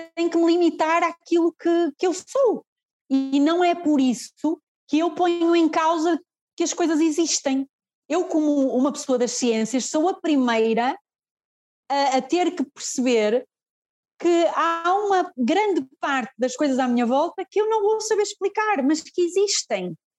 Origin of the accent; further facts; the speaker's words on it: Fafe, Braga, Portugal; eu sou de FAF, eu sou de FAF, Uh, mas o espaço é em Guimarães